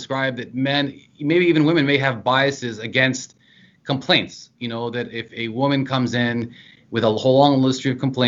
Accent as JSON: {"language": "English", "area": "the Eastern Shore", "region": "Southern Maryland", "country": "United States", "also_born_or_lived": "Richmond, Virginia", "moved": "as an adult", "lives_now": "New Jersey, United States", "said": "I'm from Southern Maryland, the Eastern Shore, and that very culturally is the South"}